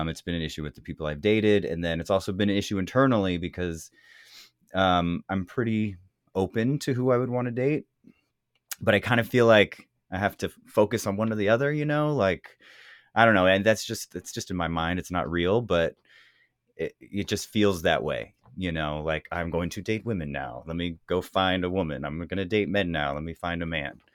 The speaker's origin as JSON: {"language": "English", "area": "the Bay Area", "region": "California", "country": "United States", "said": "I come from California, the Bay Area, um, raised by a lesbian mother"}